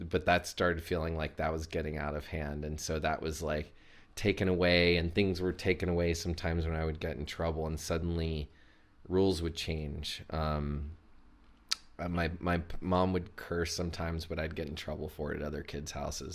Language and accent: English; Chattanooga, Tennessee, United States; I'm from Chattanooga, Tennessee. I was born and raised there